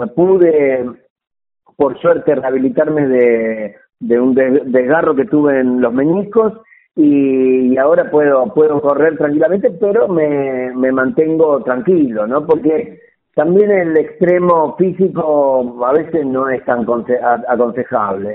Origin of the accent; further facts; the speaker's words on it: Munro, Buenos Aires Province, Argentina; yo nací en Munro, mm. eh, en, en, en la localidad de Munro